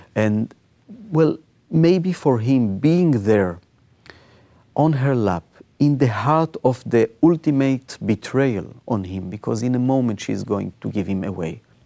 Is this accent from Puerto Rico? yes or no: no; Israel; I was born in Israel.